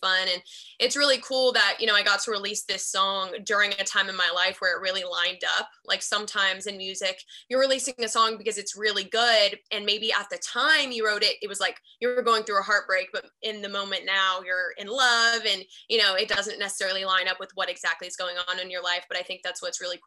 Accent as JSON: {"language": "English", "town": "Charlotte", "region": "North Carolina", "country": "United States", "tie": "born or raised there", "moved": "yes", "lives_now": "Nashville, United States", "said": "I'm from Charlotte, North Carolina"}